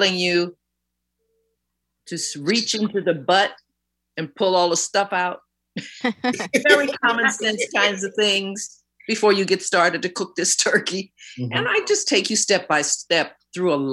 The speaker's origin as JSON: {"language": "English", "town": "New York City", "region": "New York", "country": "United States", "tie": "born or raised there", "said": "growing up in New York City."}